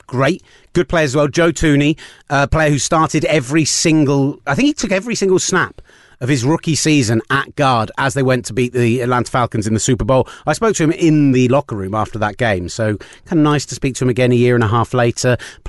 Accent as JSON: {"language": "English", "town": "Reading", "region": "South East England", "country": "United Kingdom", "accent": "Reading", "said": "my stupid Redden accent."}